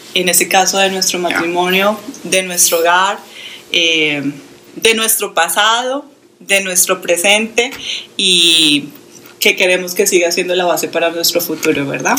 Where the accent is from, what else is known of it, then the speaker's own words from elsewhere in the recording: Colombia; moved away as an adult; now in United States; soy de Colombia, pero aquí en los Estados Unidos vivo exactamente hace dos años